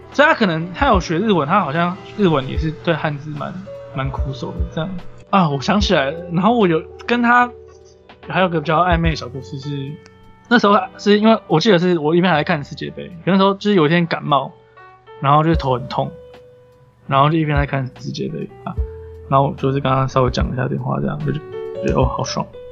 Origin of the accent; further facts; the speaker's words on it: Taiwan; 其实我也不是日本人，我是台湾人